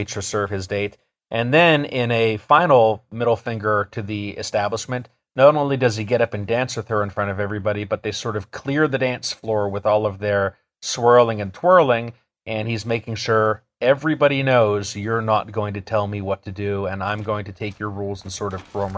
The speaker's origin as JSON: {"language": "English", "town": "Pittsburgh", "region": "Pennsylvania", "country": "United States", "tie": "born or raised there", "said": "my hometown this year of Pittsburgh"}